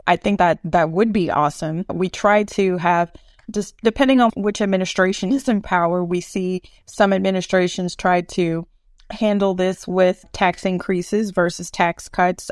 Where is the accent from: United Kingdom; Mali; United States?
United States; Eunice, Louisiana; now in Houston, United States; my hometown of Eunice, Louisiana